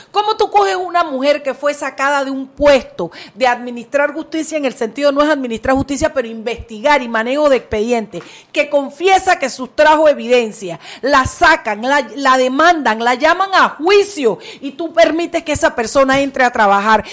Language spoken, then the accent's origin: Spanish; Panama; Somos panameños